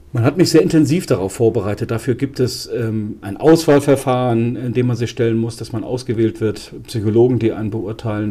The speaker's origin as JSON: {"language": "German", "town": "Frankfurt", "region": "Hesse", "country": "Germany", "tie": "born or raised there", "said": "meiner Heimatstadt, wo ich aufgewachsen bin, am Frankfurter Flughafen"}